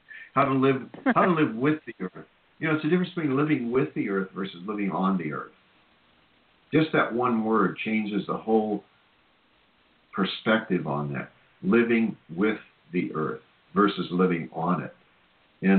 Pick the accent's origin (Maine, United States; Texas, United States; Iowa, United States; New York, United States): Iowa, United States; Cedar Rapids; moved away; I'm from Cedar Rapids, Iowa